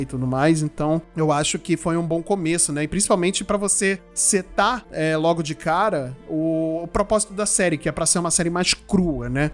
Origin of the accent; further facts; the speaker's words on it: Brazil; como bons brasileiros que somos